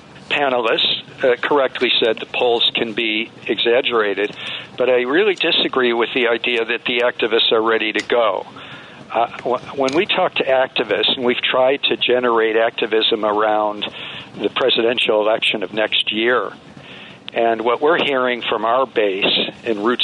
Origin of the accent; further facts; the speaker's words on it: Michigan, United States; my people in my home state of Michigan